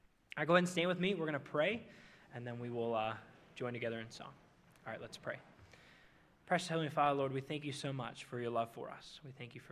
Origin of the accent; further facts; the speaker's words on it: Minnesota, United States; now in Indiana, United States; I'm from Minnesota